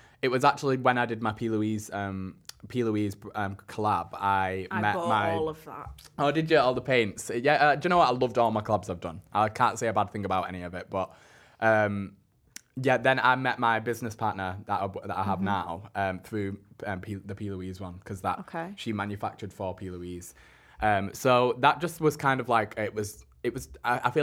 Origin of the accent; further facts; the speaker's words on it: Bolton, North West England, United Kingdom; I'm from Bolton